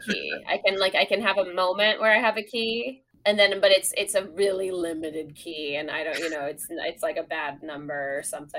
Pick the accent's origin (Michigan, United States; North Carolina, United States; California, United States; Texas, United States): California, United States; Sonoma; born or raised there